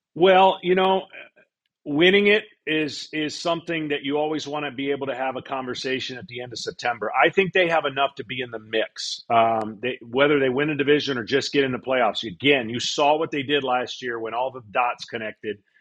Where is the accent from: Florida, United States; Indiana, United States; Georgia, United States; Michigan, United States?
Michigan, United States; Detroit; moved away as an adult; I was a Detroit native